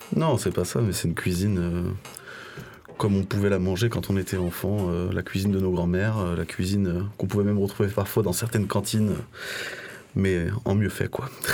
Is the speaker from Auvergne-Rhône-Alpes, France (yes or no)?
yes; Lyon, Auvergne-Rhône-Alpes, France; Je suis né à Lyon